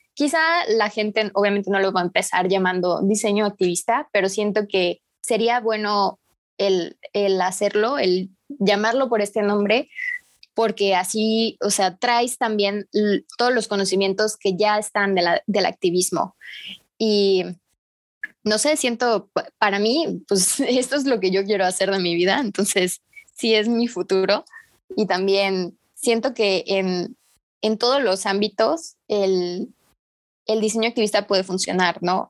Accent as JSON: {"language": "Spanish", "town": "Tapachula", "region": "Chiapas", "country": "Mexico", "said": "Yo soy de Tapachula, Chiapas. Este, aquí es la frontera"}